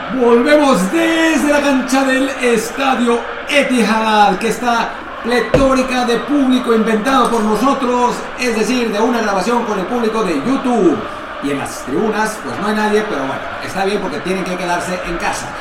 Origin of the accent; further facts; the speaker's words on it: Mexico; como mexicanos